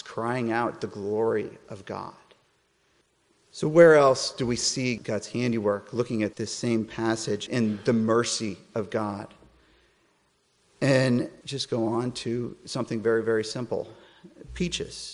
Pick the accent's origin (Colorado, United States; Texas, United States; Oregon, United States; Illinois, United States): Colorado, United States; moved away; I'm from Colorado originally.